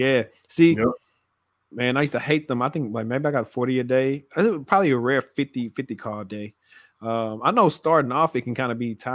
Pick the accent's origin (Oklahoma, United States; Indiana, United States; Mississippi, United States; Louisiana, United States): Louisiana, United States; Shreveport; now in Dallas-Fort Worth, United States; I'm from Louisiana, from Shreveport to be exact